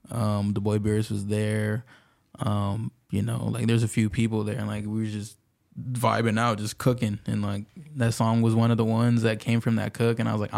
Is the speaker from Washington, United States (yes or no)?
yes; Pasco, Washington, United States; I'm from Pasco, but yeah, it's three cities. So like if you combine all three of them, then it's kind of big.